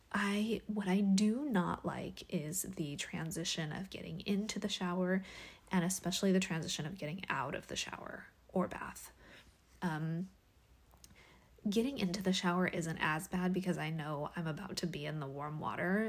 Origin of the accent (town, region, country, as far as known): Washington, United States; born or raised there; now in California, United States